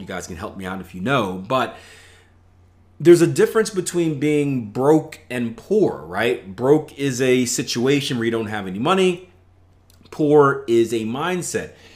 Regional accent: Philadelphia, Pennsylvania, United States; I come from Philadelphia, P

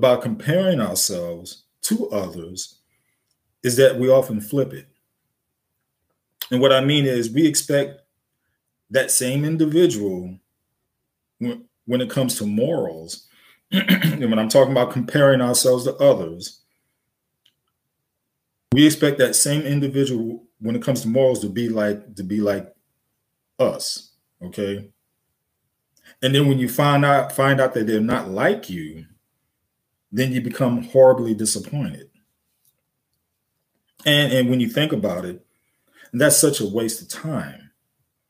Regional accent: New York City, New York, United States; I grew up in the Bronx, New York, South Bronx

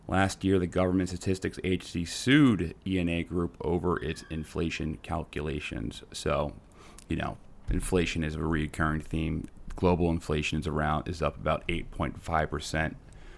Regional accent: Netherlands; I'm from Holland. Isn't that weird?

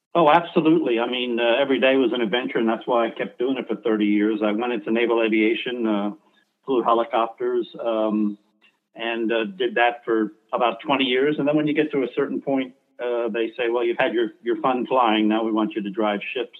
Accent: New York City, New York, United States; moved away as an adult; I was bro- born in Brooklyn, New York

